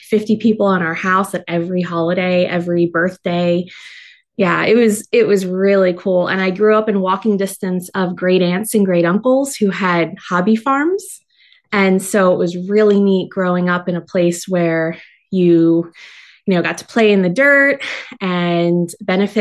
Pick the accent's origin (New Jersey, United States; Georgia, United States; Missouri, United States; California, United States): New Jersey, United States; moved away; I'm originally from New Jersey. Only child, grew up in a multi-generational household